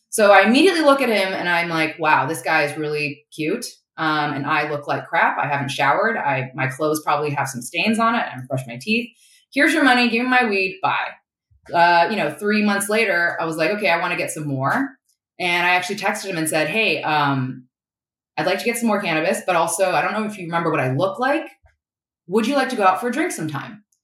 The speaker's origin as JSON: {"language": "English", "country": "China", "tie": "born or raised there", "said": "But uh, growing up in China, it was most definitely conservative when it came to um, sex and drugs, right?"}